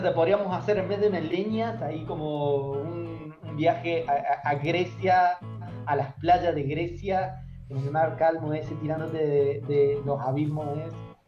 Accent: Córdoba, Argentina; moved away as an adult; now in Santiago, Chile; Yo vengo de Córdoba, Argentina

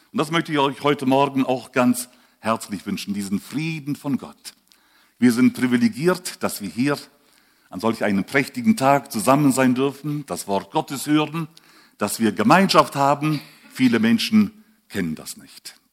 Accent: Switzerland; Ich bin auch Schweizer, aber spreche schon seit langer Zeit so ähm, vielleicht von Kindheit an so.

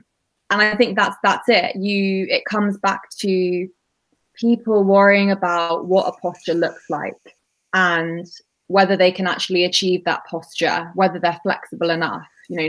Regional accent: United Kingdom; So I probably mention as well, I'm British Indian, already quite key to also mention.

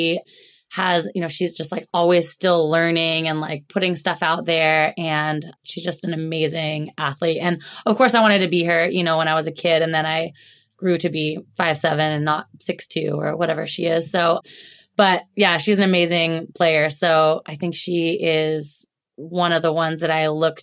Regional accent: Alaska, United States; also born or lived in Oregon; now in Seattle, United States; I'm in Seattle actually, but I grew up in Alaska. That's okay. I grew up in Alaska. I was born and raised there.

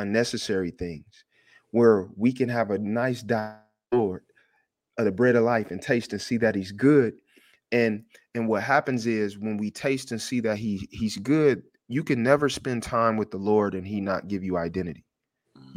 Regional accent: Detroit, Michigan, United States; I'm from Detroit.

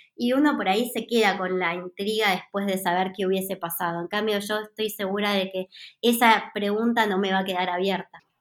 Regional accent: Buenos Aires, Argentina; moved away as an adult; now in Switzerland; yo soy porteña

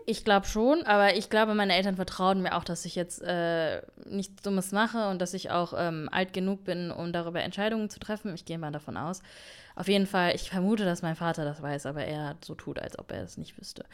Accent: Germany; wir sind in Deutschland aufgewachsen

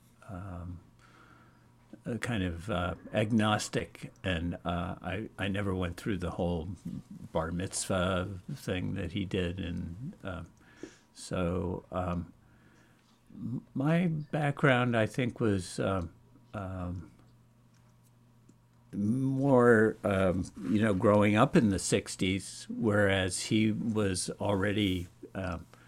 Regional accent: New York, United States; I grew up in around New York

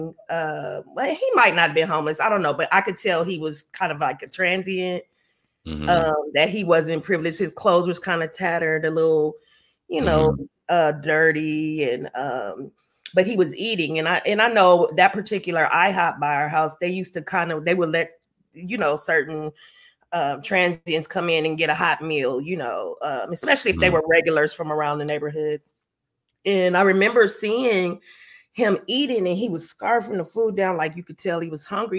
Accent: Los Angeles, California, United States; I'm from Los Angeles, California, South Central, Crenshaw District, Leimert Park.

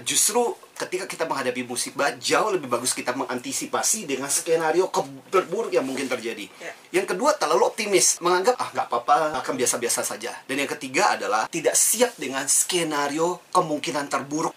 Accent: Kalimantan, Indonesia; moved away as an adult; now in Jakarta, Indonesia; saya dibesarkan di Kalimantan

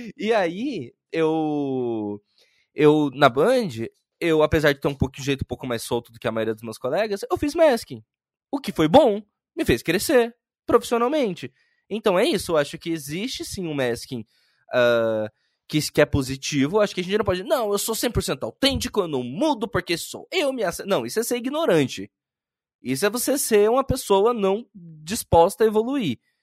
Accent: Curitiba, Paraná, Brazil; also born or lived in Bahia; eu sou baiano, só que fui criado em Curitiba

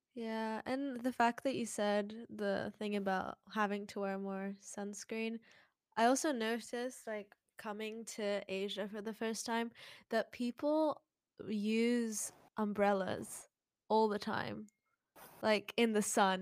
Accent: British Columbia, Canada; now in Hong Kong; I am a British Columbian living in Hong Kong

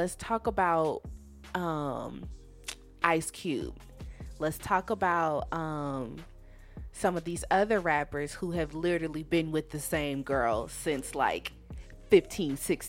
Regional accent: Louisiana, United States; I'm from Louisiana

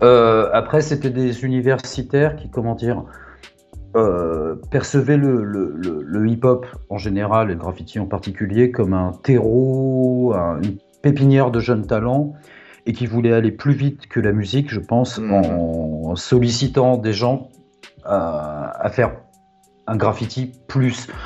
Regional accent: Puteaux, Île-de-France, France; je viens de, euh, du Pont Puteau, dans un HLM modeste

